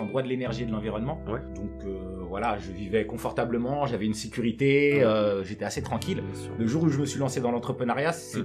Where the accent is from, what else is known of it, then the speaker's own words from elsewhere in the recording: Aubervilliers, Île-de-France, France; also born or lived in Senegal; je suis, né au Sénégal. Je suis arrivé euh, en France euh, très jeune. et j'ai grandi à Aubervilliers.